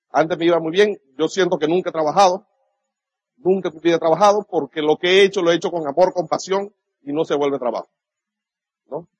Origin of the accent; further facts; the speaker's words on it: Venezuela; nazco el 24 de julio, esa fecha en Venezuela es un día patrio